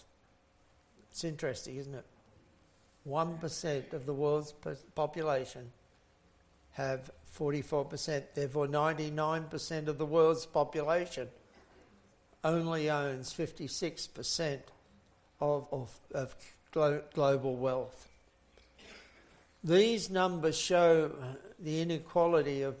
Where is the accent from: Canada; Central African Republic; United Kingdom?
United Kingdom; England; I was born in England in the very middle of the Second World War